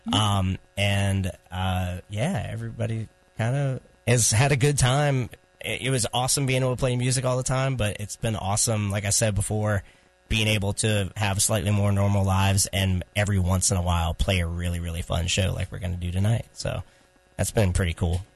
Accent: Chapel Hill, North Carolina, United States; we're from Chapel Hill. Raleigh is not our home

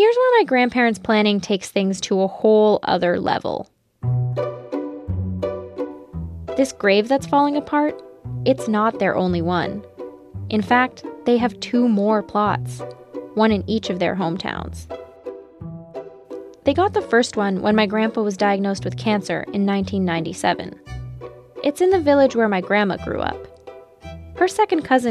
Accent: Toronto, Ontario, Canada; also born or lived in Romania; I was born in Romania, but my parents moved to Canada in the early 90s

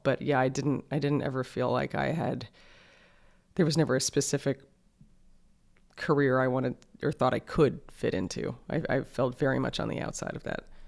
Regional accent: New York City, New York, United States; I grew up in New York City, like, in the middle of the city

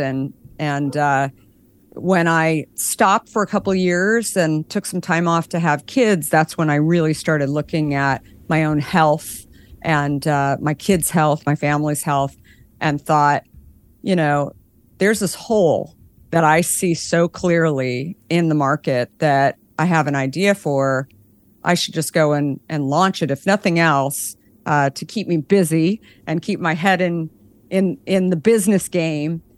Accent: Scottsdale, Arizona, United States; I grew up in Arizona in Scottsdale

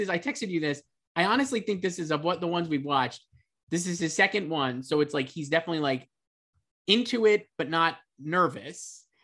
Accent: New York, United States; I come from New York. As a little kid, I lived in the projects

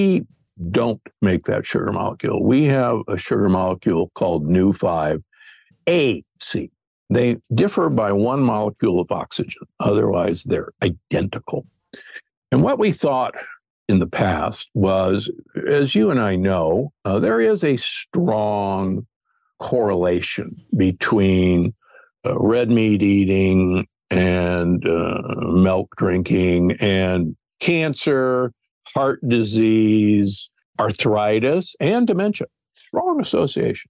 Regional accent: Omaha, Nebraska, United States; I grew up in Omaha, Nebraska, the beef state

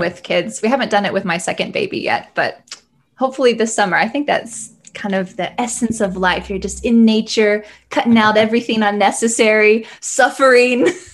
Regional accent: the South of the US, United States; also born or lived in the north of the US; I'm from the South of the U S in general

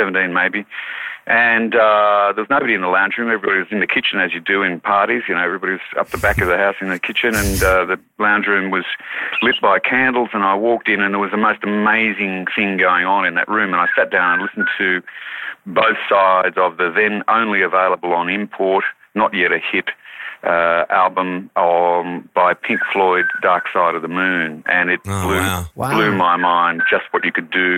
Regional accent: Wauchope, New South Wales, Australia; I was born in Wharhope, which is on the northern New South Wales coast, and my parents lived in a very isolated place in a forestry settlement, 4 houses that were there in Bulangri

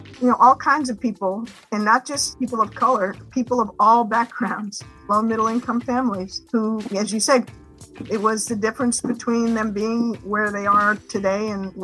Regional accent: Washington, District of Columbia, United States; So my brother and I are born in the mid-60s. And we grew up here in Washington, D.C.

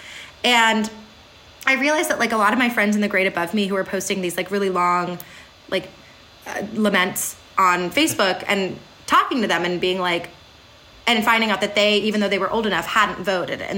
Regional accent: Berwyn, Pennsylvania, United States; I'm from Berwyn, Pennsylvania, Chester County, which is infamously purple

